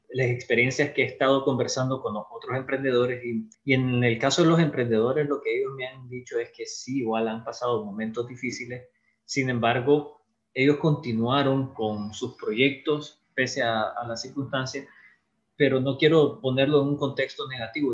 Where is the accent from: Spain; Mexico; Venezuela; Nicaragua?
Nicaragua; nosotros aquí como nicaragüenses